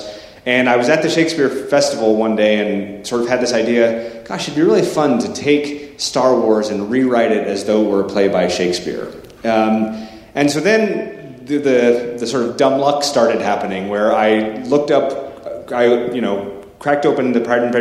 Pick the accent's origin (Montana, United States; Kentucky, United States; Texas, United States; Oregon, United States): Oregon, United States; Portland; I'm from Portland, Oregon